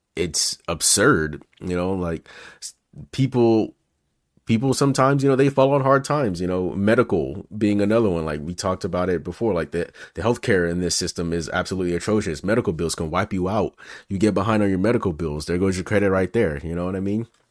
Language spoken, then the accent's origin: English; Memphis, Tennessee, United States; now in California, United States; it was me, my mom, and my sister growing up in Memphis